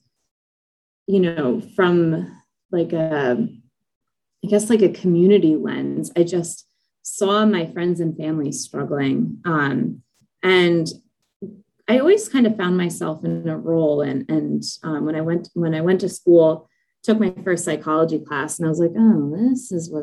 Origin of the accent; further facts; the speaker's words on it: Ocean County, New Jersey, United States; I grew up in Ocean County